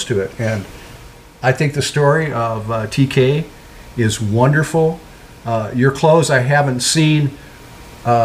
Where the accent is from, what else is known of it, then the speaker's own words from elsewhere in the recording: St. Louis, Missouri, United States; As a young kid growing up in St. Louis, following the Cardinals